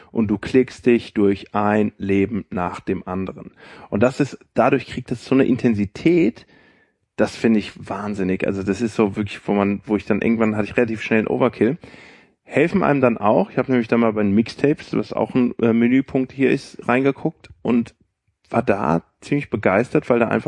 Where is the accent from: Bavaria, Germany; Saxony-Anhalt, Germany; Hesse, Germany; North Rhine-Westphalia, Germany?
Hesse, Germany; Frankfurt; ich bin erstmal nach Frankfurt gegangen, ich komme ja aus Frankfurt, habe mal geguckt, wer ist dabei.